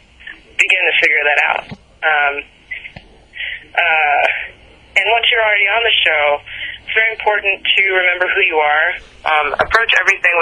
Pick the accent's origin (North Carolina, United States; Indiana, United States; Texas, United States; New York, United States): New York, United States; moved away; As a New Yorker